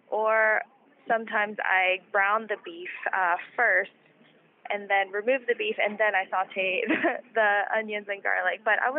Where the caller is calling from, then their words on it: Pittsburgh, Pennsylvania, United States; I live in Pittsburgh, Pennsylvania.